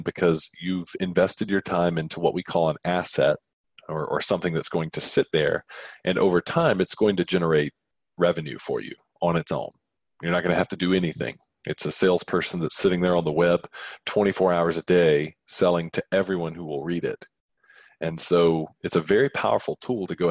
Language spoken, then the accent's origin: English; Atlanta, Georgia, United States; my hometown in Atlanta